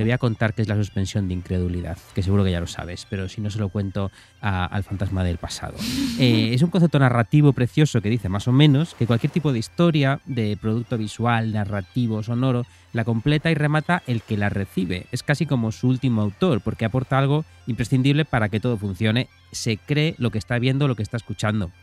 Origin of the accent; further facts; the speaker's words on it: Pontevedra, Galicia, Spain; moved away; en mi Pontevedra natal